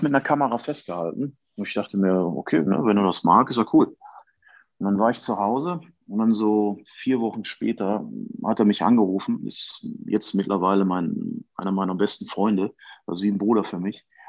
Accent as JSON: {"language": "German", "country": "Germany", "said": "als Deutscher"}